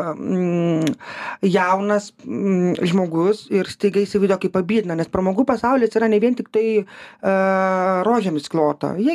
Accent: Lithuania; mes lietuviai esam žiauriai darbingi.

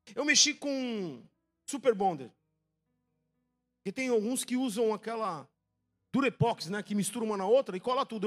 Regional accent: São Vicente, São Paulo, Brazil; Vivi minha vida toda em São Vicente, praticamente. Criado lá, minha infância, tudo

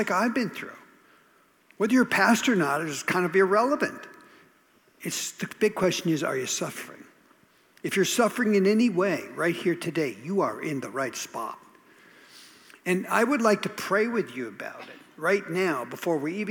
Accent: Minnesota, United States; moved away; also born or lived in southern New Jersey; I grew up in Minnesota

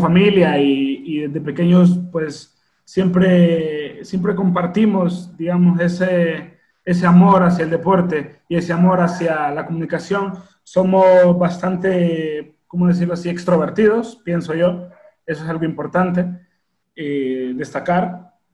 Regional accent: El Progreso, Yoro, Honduras; moved away as an adult; now in Tegucigalpa, Honduras; soy oriundo del Progreso y Oro

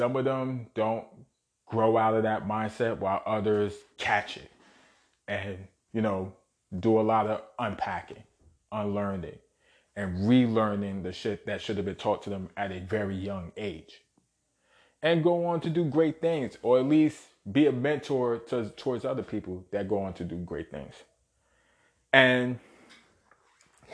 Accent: New York City, New York, United States; born and raised in Brooklyn

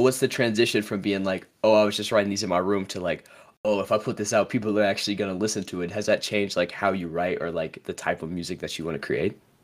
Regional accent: United States; I'm from the States

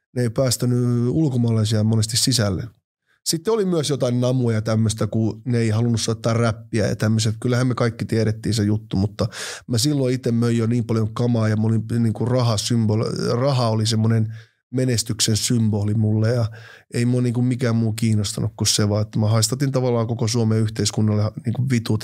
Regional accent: Finland; first language Finnish; also born or lived in Oulu / Helsinki / Nigeria; mä oon syntynyt Suomessa

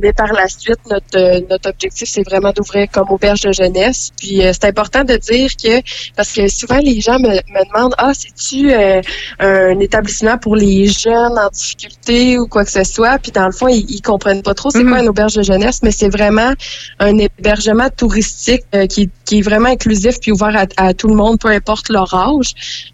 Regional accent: western Portneuf, Quebec, Canada; nous deux, on est natifs de l'Ouest de Portneuf

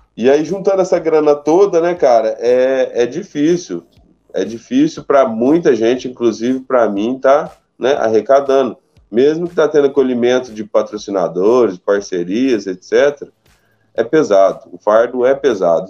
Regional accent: Guaranésia, Minas Gerais, Brazil; Sou natural daqui, minha família por parte de mãe também

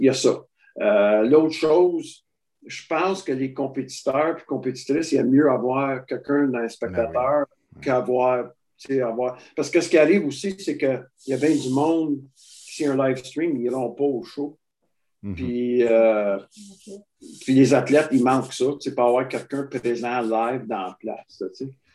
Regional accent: Quebec, Canada; je suis bien du Québec

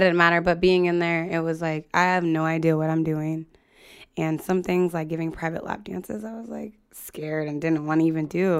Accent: United States; moved away as an adult; also born or lived in Libby, Montana, United States / Salem, Oregon, United States / Sacramento, California, United States; now in San Jose, United States; I grew up like half and half, Libby, Montana, and then Salem, Oregon.

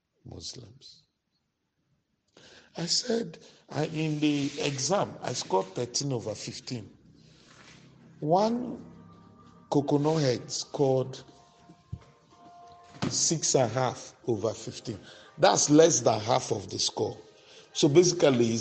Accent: Maiduguri, Borno, Nigeria; we grew up in Maiduguri

